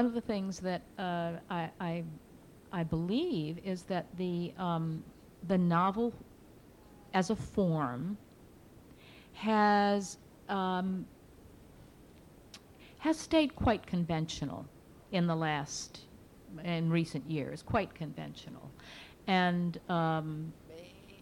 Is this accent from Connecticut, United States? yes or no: yes; Bridgeport, Connecticut, United States; my hometown of Bridgeport, Connecticut